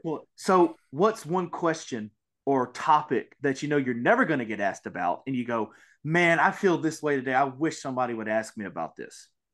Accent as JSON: {"language": "English", "region": "Mississippi", "country": "United States", "said": "I am from Mississippi"}